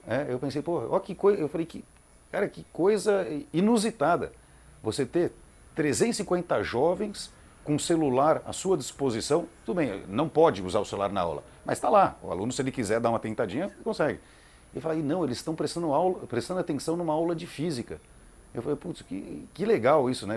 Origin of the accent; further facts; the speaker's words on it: São Paulo, Brazil; also born or lived in Campinas; Eu sou de São Paulo, né? Minha família morava lá